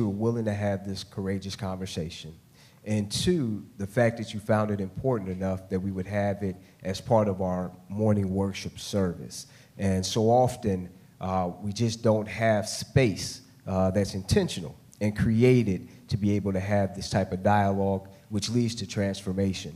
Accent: Cleveland, Ohio, United States; moved away as an adult; now in Atlanta, United States; I am originally from the Cleveland, Ohio area. Been here in Atlanta now for going on 18 years

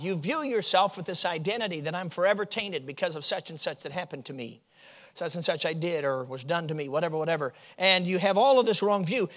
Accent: Chicago, Illinois, United States; moved away as an adult; now in Michigan, United States; I grew up in Chicago, so I, you know, I'm a city boy

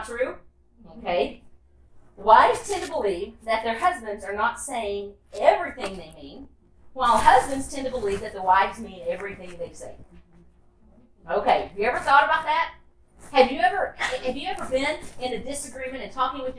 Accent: Tennessee, United States; moved away as an adult; also born or lived in Orlando; I grew up in Tennessee

